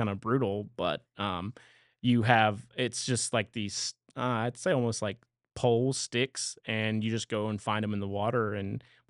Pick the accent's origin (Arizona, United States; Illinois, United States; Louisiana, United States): Louisiana, United States; You know, I always talk about Louisiana in the way of I love to visit Louisiana, and I'm proud of where I come from.